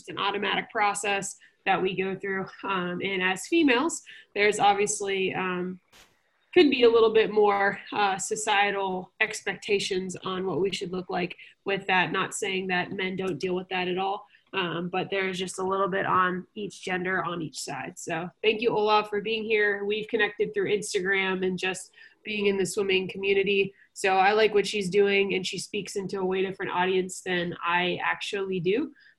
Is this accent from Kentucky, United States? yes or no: yes; Louisville, Kentucky, United States; I grew up swimming in Louisville, Kentucky for our club team.